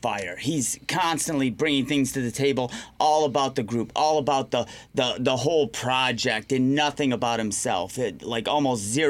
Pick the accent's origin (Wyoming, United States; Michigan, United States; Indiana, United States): Michigan, United States; Riverview; I grew up in Riverview, right next door to Wyandotte.